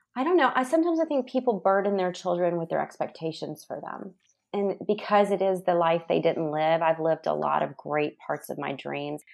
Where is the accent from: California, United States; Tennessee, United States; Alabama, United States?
Tennessee, United States; Nashville; growing up in Nashville, I had a really safe childhood.